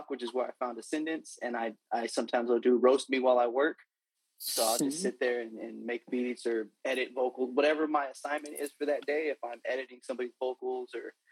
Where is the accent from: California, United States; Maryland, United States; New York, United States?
California, United States; Fresno; I'm from Fresno, California, born and raised, the 559